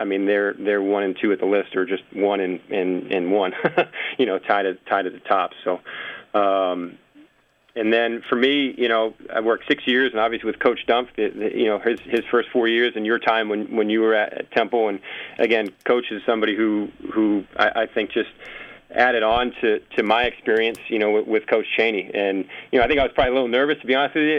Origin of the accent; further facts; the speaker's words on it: Massachusetts, United States; moved away as an adult; also born or lived in Philadelphia; I'm originally from Massachusetts